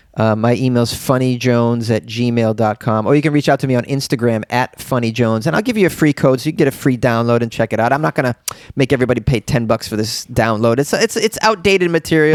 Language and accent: English; Boston, Massachusetts, United States; I'm a guy from Boston. Yeah, well, there's a million of us from Boston